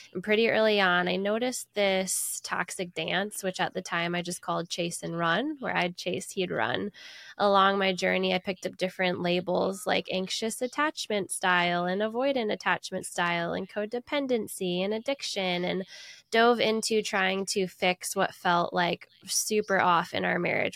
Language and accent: English; United States; I'm an American